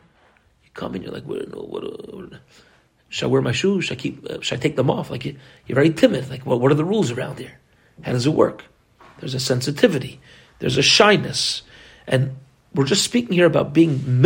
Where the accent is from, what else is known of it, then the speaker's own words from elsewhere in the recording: United States; as an American kid